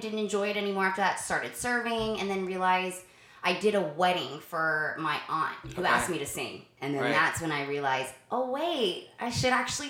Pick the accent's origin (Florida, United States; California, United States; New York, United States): Florida, United States; also born or lived in Arkansas / Australia; So I'm a singer, but born and raised in Florida. Actually, right. Well, born in Arkansas, but raised here.